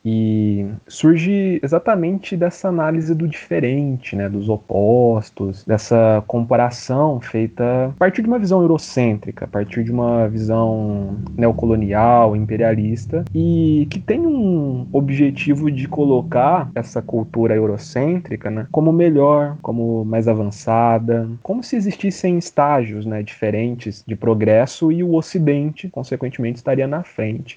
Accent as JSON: {"language": "Portuguese", "country": "Brazil", "said": "a gente, sendo latino-americano, sendo brasileiro"}